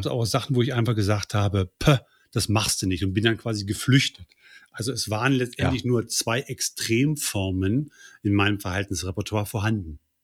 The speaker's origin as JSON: {"language": "German", "area": "near Göttingen", "region": "Lower Saxony", "country": "Germany", "tie": "born or raised there", "said": "Aufgewachsen bin ich in der Nähe von Göttingen"}